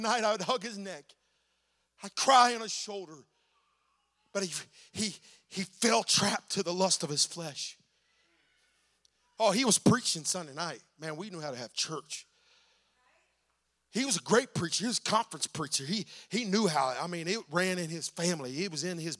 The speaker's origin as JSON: {"language": "English", "region": "Oklahoma", "country": "United States", "said": "I'm from Oklahoma"}